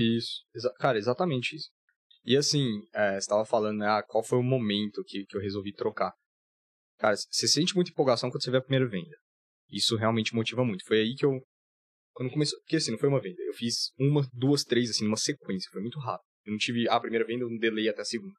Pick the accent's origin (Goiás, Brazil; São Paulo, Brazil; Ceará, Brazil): Goiás, Brazil; Goiânia; moved away as an adult; also born or lived in Florianópolis; eu sou de Goiânia